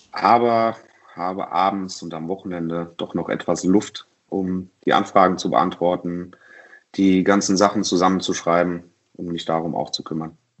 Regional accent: Mainz, Rhineland-Palatinate, Germany; in meiner Heimatstadt Mainz

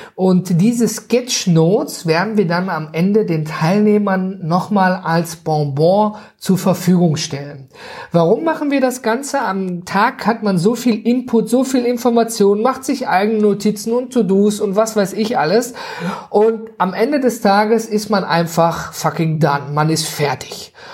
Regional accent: North Rhine-Westphalia, Germany; ich komme her äh, aus dem Nordrhein-Westfalen

